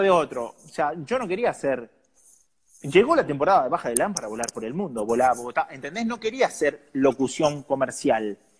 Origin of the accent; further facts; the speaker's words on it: San Nicolás de los Arroyos, Buenos Aires Province, Argentina; moved away; yo salí de un club de San Nicolás